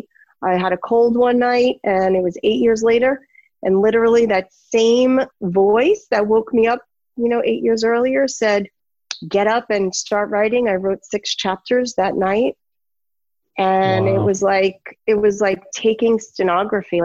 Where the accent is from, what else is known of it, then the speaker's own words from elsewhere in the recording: New York City, New York, United States; I'm from New York City